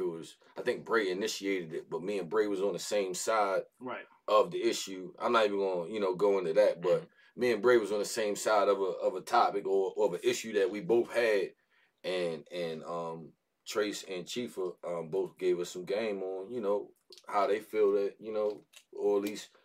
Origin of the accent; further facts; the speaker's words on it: Baltimore, Maryland, United States; being from Baltimore